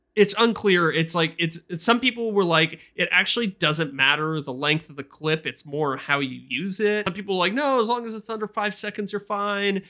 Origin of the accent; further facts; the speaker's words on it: Canada; I'm a Canadian